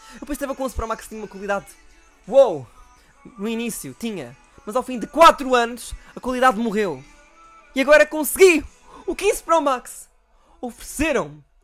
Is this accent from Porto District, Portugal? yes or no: no; Algarve, Portugal; moved away; eu sou do Algarve